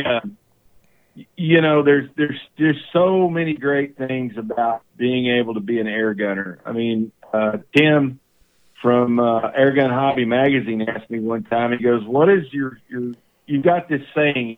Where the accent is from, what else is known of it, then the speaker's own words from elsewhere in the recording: East Texas, United States; the ranches and the farms that I grew up on in East Texas